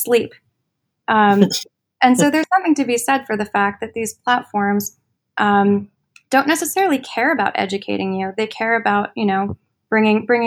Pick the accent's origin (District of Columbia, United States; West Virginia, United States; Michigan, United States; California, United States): District of Columbia, United States; Washington; moved away as an adult; now in New York, United States; I grew up in Washington, D.C. And then I moved to New York for college